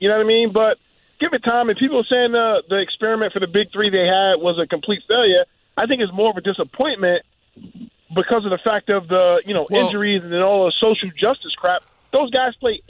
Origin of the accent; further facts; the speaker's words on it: New York City, New York, United States; I'm a New Yorker. I grew up in Brooklyn